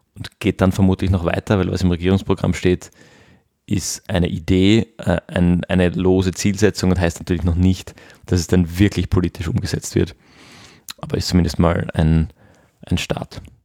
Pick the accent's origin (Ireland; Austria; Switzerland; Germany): Austria; bei uns in Österreich